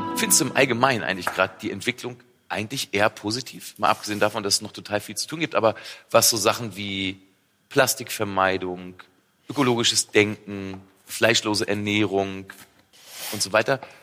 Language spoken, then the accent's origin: German; a village near Braunschweig, Lower Saxony, Germany; ich komme ja aus dem Dorf bei Braunschweig und ich bin mit der Bratwurst in der Hand groß geworden.